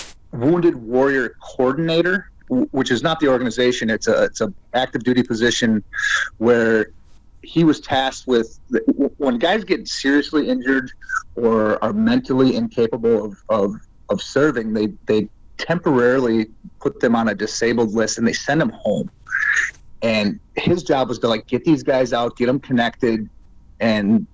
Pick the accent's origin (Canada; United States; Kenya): United States; Door County, Wisconsin; I grew up in Door County, Wisconsin